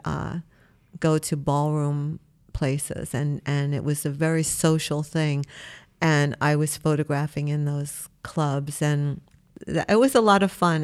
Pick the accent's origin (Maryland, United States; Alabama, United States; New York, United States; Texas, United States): New York, United States; New York City; I was born in Brooklyn. I live in New York my whole life